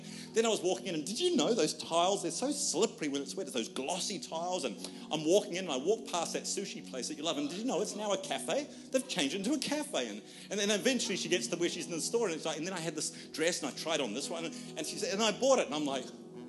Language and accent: English; Australia; because we're Australian, therefore we're very introverted.